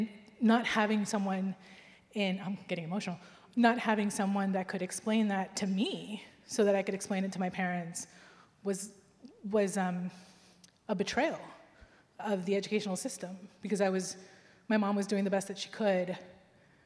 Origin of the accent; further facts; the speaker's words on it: United States; I grew up in America